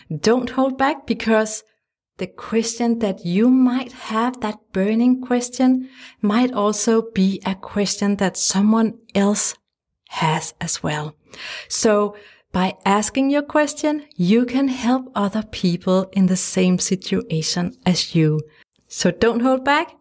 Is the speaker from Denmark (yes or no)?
yes; Denmark; English is a second language; If you wonder about my funny accent, it's because I'm from Denmark, a tiny country in Europe